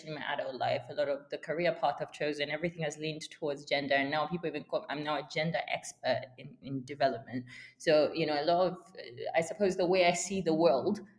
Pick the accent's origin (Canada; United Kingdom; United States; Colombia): United Kingdom; for being black, for being female, for being British and Zambian